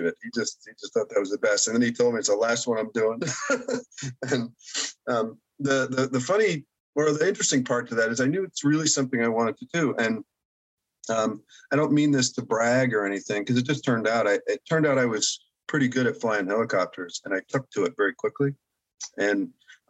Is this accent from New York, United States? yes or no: yes; Long Island, New York, United States; moved away as an adult; I grew up in Long Island